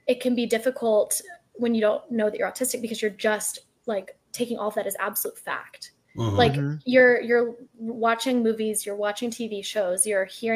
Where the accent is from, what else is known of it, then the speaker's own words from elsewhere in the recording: Austin, Texas, United States; also born or lived in San Antonio, Texas; now in Houston, United States; I was born in Austin, Texas